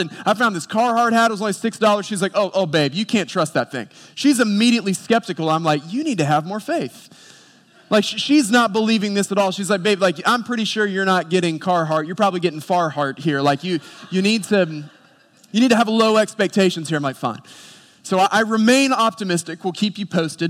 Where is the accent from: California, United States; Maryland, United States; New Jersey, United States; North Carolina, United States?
North Carolina, United States; Boone; I grew up in Boone, North Carolina